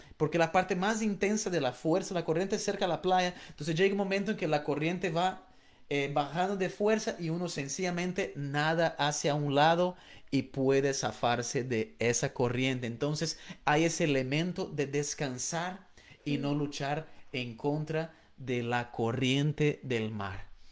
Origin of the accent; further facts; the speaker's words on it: Florianópolis, Santa Catarina, Brazil; moved away; yo soy de Brasil y yo crecí en una isla en el sur de Brasil llamado Florianópolis